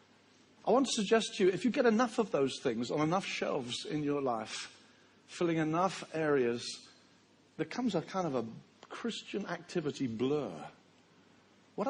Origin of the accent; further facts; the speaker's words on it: Brighton, South East England, United Kingdom; my hometown of Brighton, where I was raised